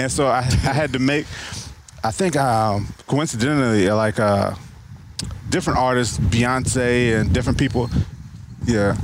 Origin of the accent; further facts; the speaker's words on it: Mechanicsville, Virginia, United States; also born or lived in Richmond, Virginia; I was born in Richmond and moved to Mechanicsville when I was three